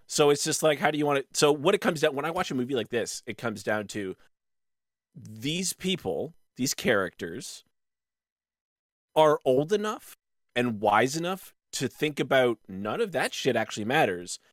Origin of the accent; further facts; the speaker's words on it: Canada; we're all Canadians